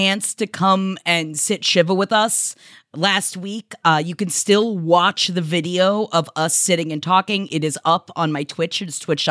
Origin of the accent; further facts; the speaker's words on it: Tampa, Florida, United States; my hometown September 14th of Tampa, Florida